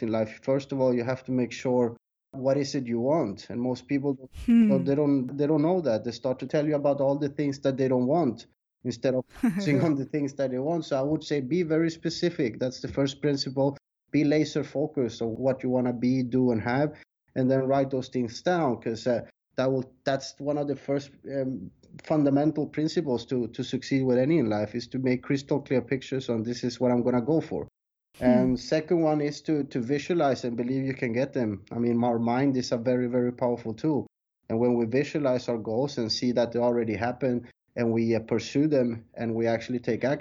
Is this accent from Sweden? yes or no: yes; Sweden; moved away as an adult; also born or lived in South America; now in Thailand; I was born in South America but raised in Sweden. And I left Sweden when I was 20 years old